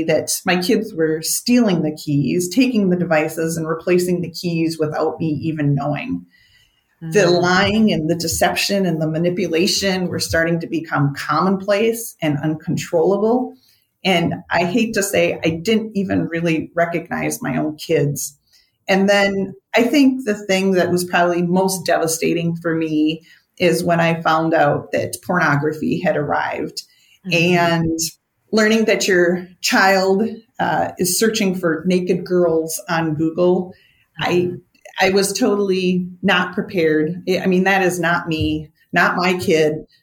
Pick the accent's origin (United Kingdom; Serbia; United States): United States; Minnesota; I'm a Minnesotan